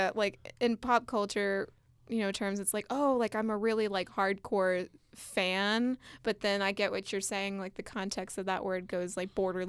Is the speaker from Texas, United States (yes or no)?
yes; San Antonio, Texas, United States; San Antonio, Texas, my hometown.